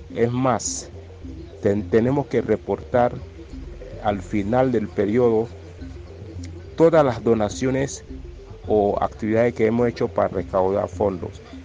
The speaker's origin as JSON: {"language": "Spanish", "region": "Colón", "country": "Panama", "said": "como somos de Colón del área"}